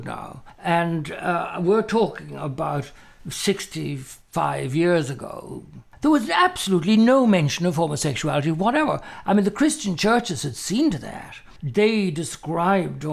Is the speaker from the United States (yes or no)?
no; Ireland; they used to refer to me as the Irish homosexual